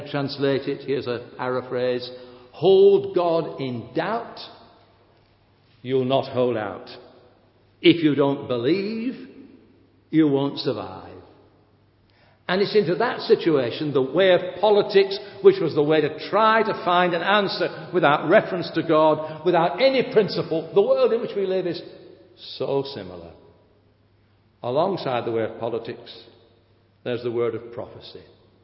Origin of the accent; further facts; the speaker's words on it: United Kingdom; I am British